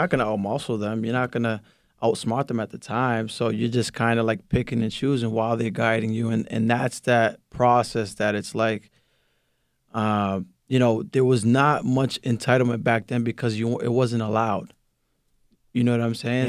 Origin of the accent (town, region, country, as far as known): Lynn, Massachusetts, United States; born or raised there; first language Spanish; English is a second language